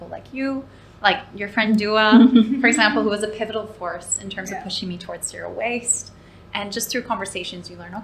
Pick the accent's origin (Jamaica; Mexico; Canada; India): Canada; moved away as an adult; now in Dubai, United Arab Emirates; growing up in Canada, my favorite place on the planet still is my grandparents' cabin